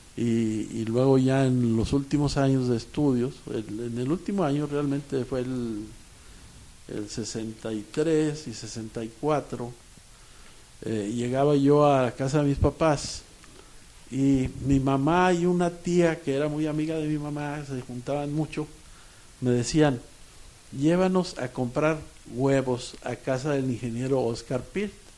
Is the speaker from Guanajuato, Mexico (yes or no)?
no; Saltillo, Coahuila, Mexico; also born or lived in Ramos Arizpe; now in Monterrey, Mexico; Yo nací en Ramos Arizpe, pero mis padres se fueron a Saltillo casi inmediatamente.